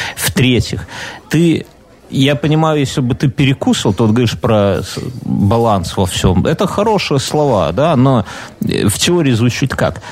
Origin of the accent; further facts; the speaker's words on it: Belarus; я, как белорус